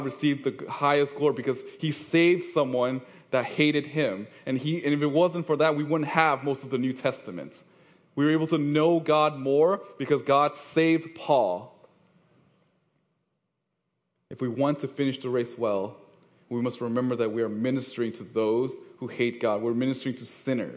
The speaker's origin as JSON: {"language": "English", "area": "East Bay", "region": "California", "country": "United States", "said": "I'm from the East Bay, so I'm representing East Bay here."}